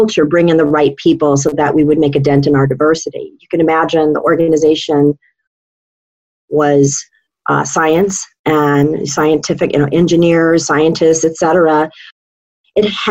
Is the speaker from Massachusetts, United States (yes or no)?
no; Hawaii, United States; moved away as an adult; also born or lived in San Francisco, California; I grew up in Hawaii from the age of 2 to 22